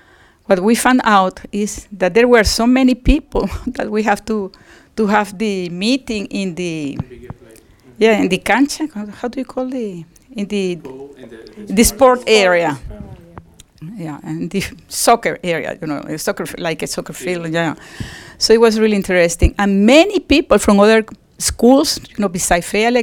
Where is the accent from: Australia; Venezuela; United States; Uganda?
Venezuela